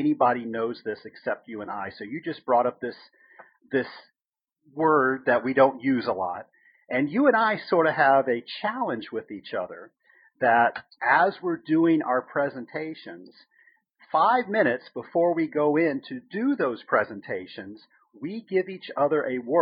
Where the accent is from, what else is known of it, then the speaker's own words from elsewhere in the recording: the South, United States; I'm from the South